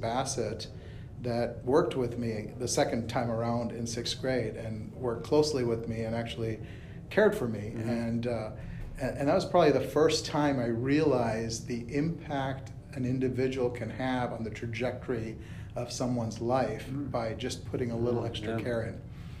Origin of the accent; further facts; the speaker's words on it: South India, India; also born or lived in Bombay; So I was born there, lived there for about a year, and then ended up in South India with my parents. They actually ran a hotel.